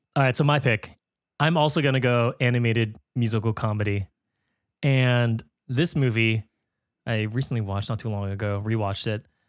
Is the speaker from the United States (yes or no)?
yes; California, United States; growing up in California, Spanish is like a requirement you have to take